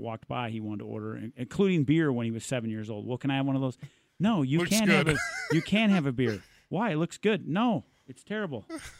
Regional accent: Midwest, United States; I'm from the Midwest

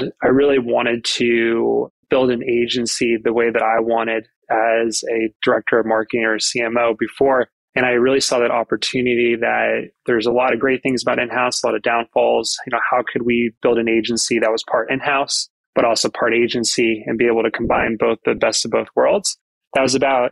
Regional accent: Arizona, United States; moved away as an adult; also born or lived in Los Angeles; now in Australia; I grew up in Arizona

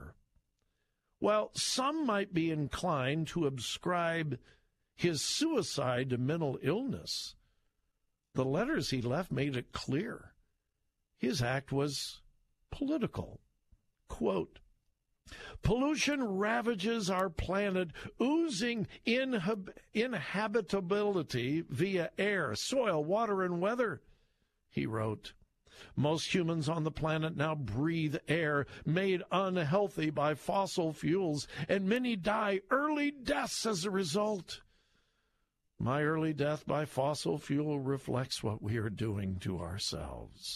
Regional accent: Southern California, United States; I grew up in Southern California in the late 50s and the 60s when you could not breathe

